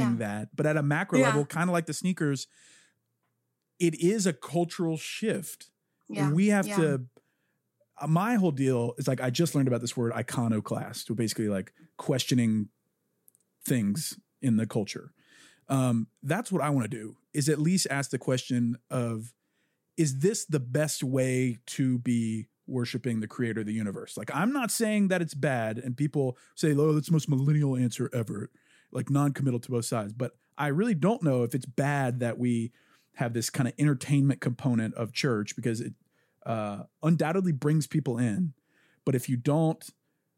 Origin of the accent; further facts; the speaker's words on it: the South, United States; I'm from the South.